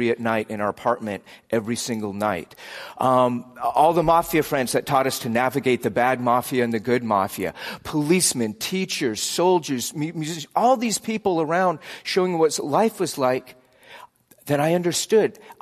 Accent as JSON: {"language": "English", "country": "United States", "said": "my default American identity was just always beneath the surface."}